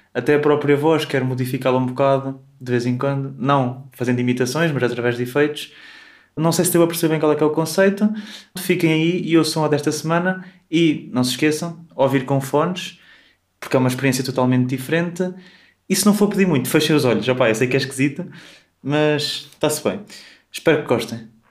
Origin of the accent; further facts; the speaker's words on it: Coimbra, Centro, Portugal; Eu sou aqui de Coimbra